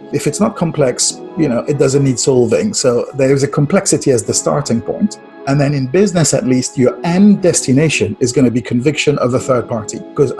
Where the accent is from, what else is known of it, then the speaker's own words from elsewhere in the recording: France; But I'm French. I grew up in France.